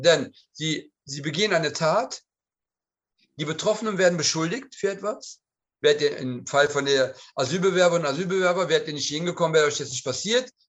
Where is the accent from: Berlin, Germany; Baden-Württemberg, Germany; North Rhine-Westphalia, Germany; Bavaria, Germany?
North Rhine-Westphalia, Germany; Cologne; ich war ja zur Zeit des ähm, Anschlages, des Nagelbombenanschlages auch Anwohner der Kolbstraße. Nicht Bewohner, aber habe in unmittelbarer Nähe gewohnt und meine Kindheit habe ich auf der Kolbstraße verbracht